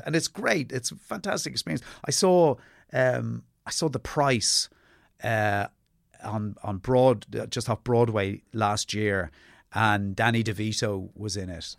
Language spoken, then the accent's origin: English; Ireland; born or raised there; also born or lived in England